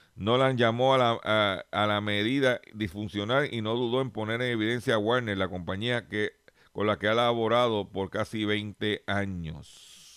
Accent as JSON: {"language": "Spanish", "town": "Lares", "country": "Puerto Rico", "said": "allá en, en mi pueblo de Lares"}